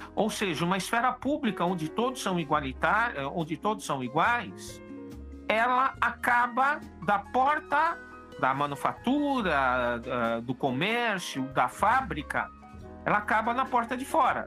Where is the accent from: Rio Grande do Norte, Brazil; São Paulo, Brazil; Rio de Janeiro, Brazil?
São Paulo, Brazil; Eu sou paulista